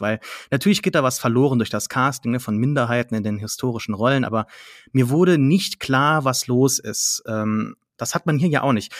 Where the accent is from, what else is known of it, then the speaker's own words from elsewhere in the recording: Saarlouis, Saarland, Germany; meine Heimatstadt ein früheres, äh, ne, kein Schloss war, aber eine Festung